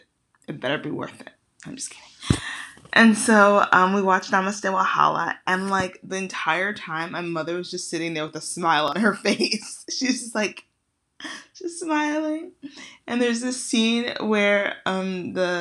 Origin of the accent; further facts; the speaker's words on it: Nigeria; now in United States; I'm Nigerian